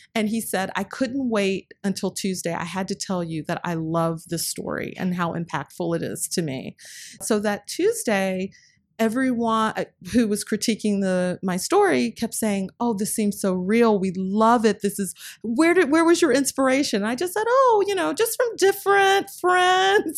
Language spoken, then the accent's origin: English; North Carolina, United States; I grew up in North Carolina